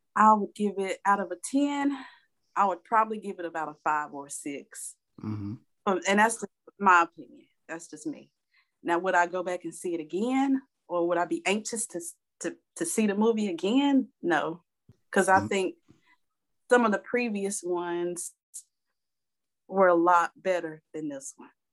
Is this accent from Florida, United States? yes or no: no; Goldsboro, North Carolina, United States; moved away as an adult; now in Winston-Salem, United States; I'm from Goldsboro also.